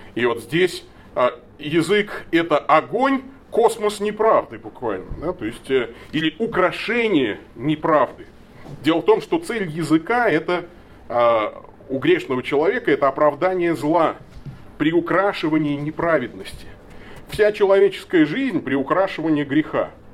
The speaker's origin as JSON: {"language": "Russian", "town": "Tolyatti", "region": "Samara Oblast", "country": "Russia", "tie": "born or raised there", "moved": "yes", "said": "я родом из Тольятти"}